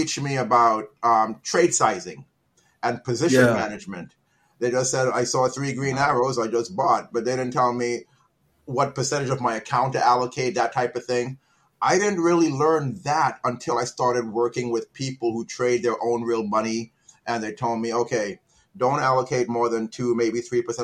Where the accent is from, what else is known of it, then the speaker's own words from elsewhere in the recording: Trinidad & Tobago; I'm from Trinidad.